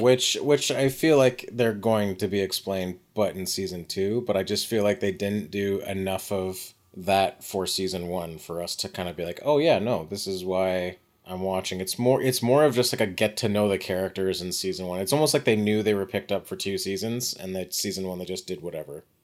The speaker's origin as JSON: {"language": "English", "country": "Canada", "said": "we're all just Canadian."}